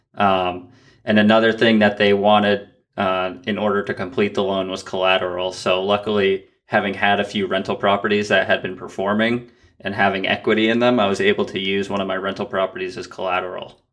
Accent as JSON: {"language": "English", "region": "Vermont", "country": "United States", "tie": "born or raised there", "said": "we had inherited a house that we grew up in in Vermont"}